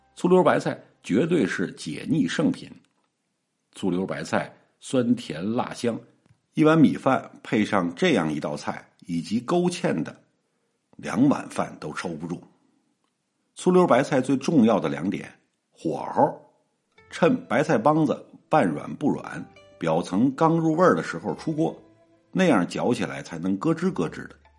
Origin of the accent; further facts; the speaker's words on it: Beijing, China; 我们北京人就是乐意冬至吃饺子，过年吃饺子，下酒吃饺子，破五，还是吃饺子